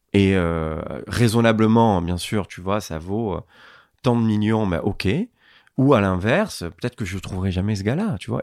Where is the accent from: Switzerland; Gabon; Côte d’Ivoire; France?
France; Marseille, Provence-Alpes-Côte d'Azur; Je suis né dans une cité euh, à Marseille qui s'appelle euh, Félix Piat